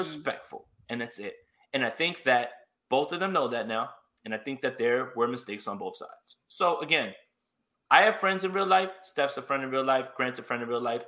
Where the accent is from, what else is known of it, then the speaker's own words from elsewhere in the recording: New York, United States; I'm from New York